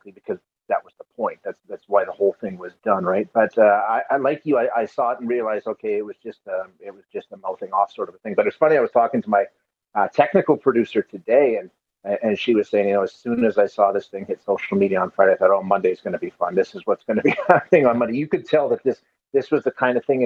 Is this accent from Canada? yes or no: yes; Alberta, Canada; I'm born and raised in Alberta